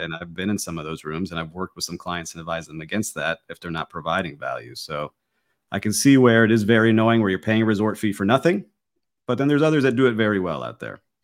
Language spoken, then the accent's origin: English; Miami, Florida, United States; I am born and raised in Miami